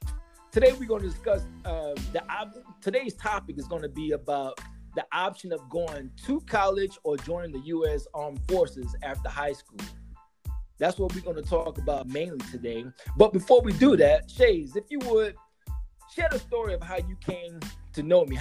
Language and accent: English; Pensacola, Florida, United States; I graduated high school in my hometown of Pensacola, where I attended Woodham High School, home of the Mighty Titans.